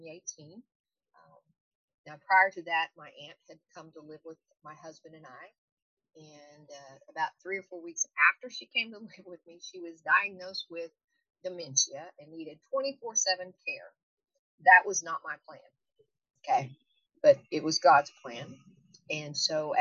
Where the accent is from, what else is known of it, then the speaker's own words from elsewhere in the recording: United States; I'm from the United States. I live in Arkansas